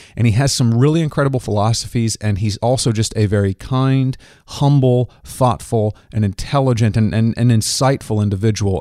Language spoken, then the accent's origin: English; Kansas, United States; my home state of Kansas